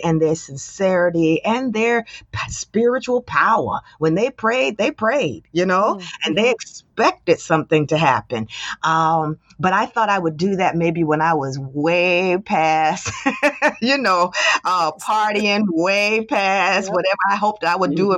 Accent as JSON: {"language": "English", "town": "Trenton", "region": "New Jersey", "country": "United States", "tie": "born or raised there", "said": "I grew up in Trenton, New Jersey. That's where I was born and raised"}